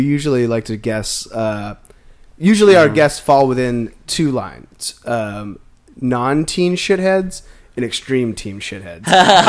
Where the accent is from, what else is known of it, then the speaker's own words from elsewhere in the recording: Maine, United States; now in Los Angeles, United States; I'd say like 95% of my friends are from Massachusetts or New Hampshire, and I grew up in Maine